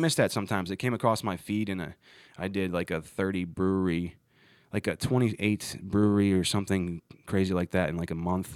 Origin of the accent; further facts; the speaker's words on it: Ohio, United States; growing up in Ohio